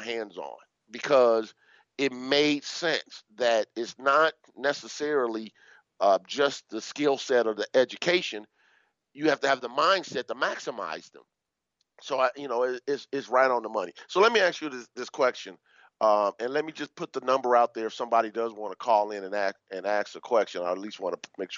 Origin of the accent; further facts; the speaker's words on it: Midwest, United States; I grew up in the Midwest